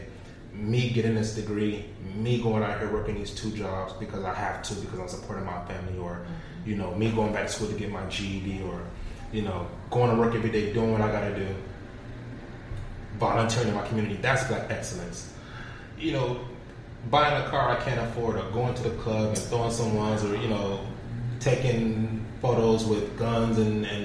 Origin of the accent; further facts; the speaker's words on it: Florida, United States; Growing up in Florida, I've been through a couple hurricanes myself